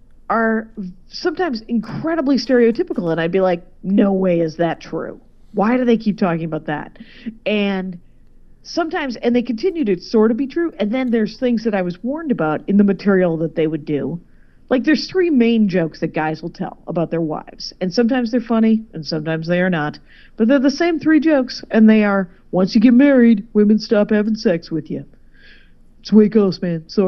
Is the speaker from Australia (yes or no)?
no; Wisconsin, United States; moved away; we're from Wisconsin